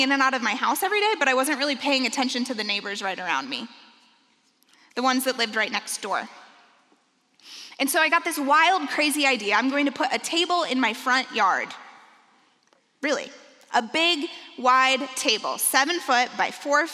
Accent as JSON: {"language": "English", "town": "Benton Harbor", "region": "Michigan", "country": "United States", "said": "I come from Benton Harbor, Michigan."}